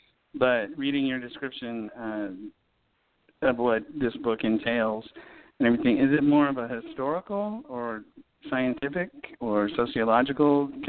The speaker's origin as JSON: {"language": "English", "region": "the South", "country": "United States", "lives_now": "New Orleans, United States", "said": "Yeah, I'm from the South."}